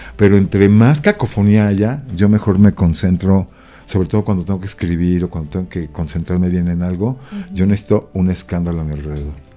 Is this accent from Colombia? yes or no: no; Mexico